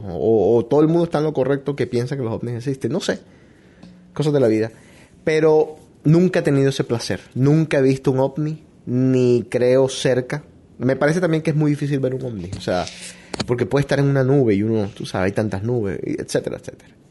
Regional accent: Barranquilla, Atlántico, Colombia; nosotros los barranquilleros

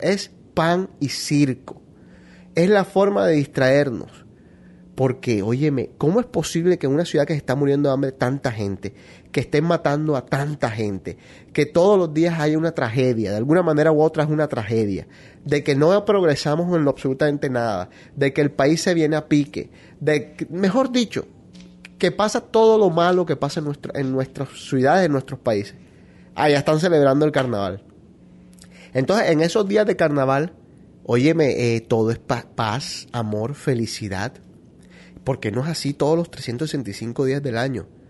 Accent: Barranquilla, Atlántico, Colombia; moved away; Enrique y yo somos de Barranquilla, nos criamos, crecimos, vivimos y todavía tenemos nuestras familias allá

